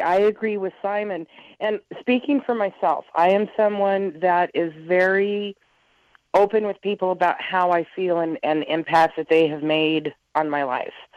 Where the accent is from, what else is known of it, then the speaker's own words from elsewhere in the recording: United States; being American